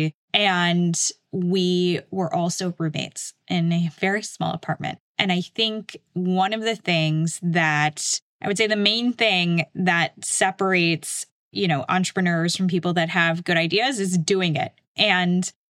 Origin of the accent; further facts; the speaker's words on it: Chicago, Illinois, United States; I grew up in Chicago